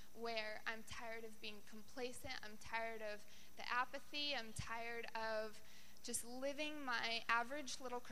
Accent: Colorado, United States; moved away as an adult; now in Sacramento, United States; I'm from Colorado, and I came out here to do an internship

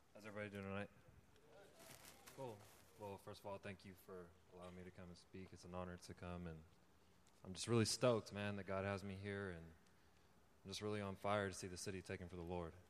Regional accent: California, United States; also born or lived in Texas / Oklahoma; came to California when I was seven years old. And I've lived here ever since.

